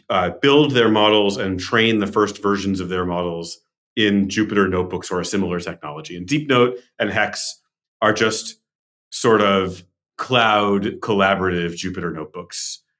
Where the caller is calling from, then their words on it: San Francisco, California, United States; Hello from our office in sunny downtown San Francisco.